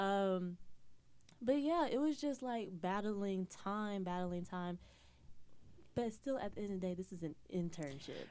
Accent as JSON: {"language": "English", "town": "Atlanta", "region": "Georgia", "country": "United States", "also_born_or_lived": "Florida", "moved": "as an adult", "lives_now": "New York, United States", "said": "I'm from Atlanta, Georgia"}